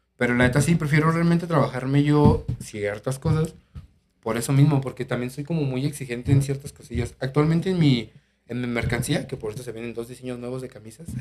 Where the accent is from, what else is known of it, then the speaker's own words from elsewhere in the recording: Guadalajara, Jalisco, Mexico; yo que soy de aquí de Guadalajara